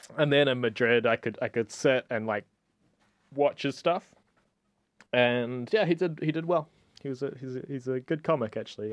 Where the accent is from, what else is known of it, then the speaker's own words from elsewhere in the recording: New Zealand; now in Barcelona, Spain; I'm from New Zealand, whatever, I, I, I live here